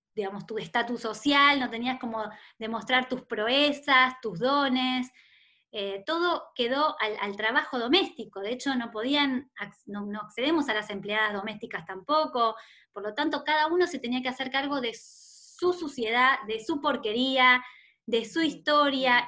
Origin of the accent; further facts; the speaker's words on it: Rosario, Santa Fe, Argentina; now in Buenos Aires, Argentina; Yo nací en Rosario, que es una ciudad muy linda de, Argentina, que está en Santa Fe